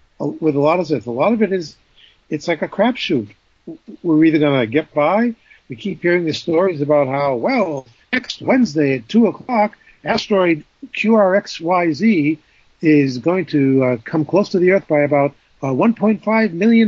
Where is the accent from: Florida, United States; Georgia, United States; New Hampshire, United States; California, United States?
New Hampshire, United States; growing up in New Hampshire